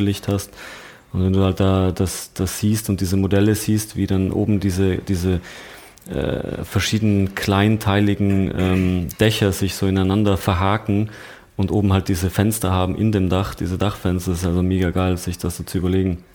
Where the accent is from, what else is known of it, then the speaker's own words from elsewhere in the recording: Landeck, Tyrol, Austria; accent: Tirolerisch; moved away; Ich komme aus Landeck heißt das. Ähm, so eine kleine 8000 Einwohnerstadt